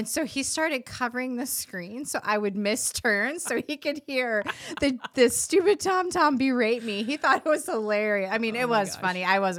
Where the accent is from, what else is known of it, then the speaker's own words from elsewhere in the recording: California, United States; I grew up in California, so I'm used to it.